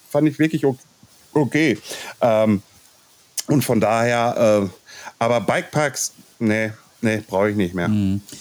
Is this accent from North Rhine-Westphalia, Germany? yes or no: yes; Ruhr area, North Rhine-Westphalia, Germany; accent: Ruhrpott; wenn ich zu viel Ruhrpott quatsche, dann quatsche ich halt Ruhrpott, weil ich bin aus dem Ruhrpott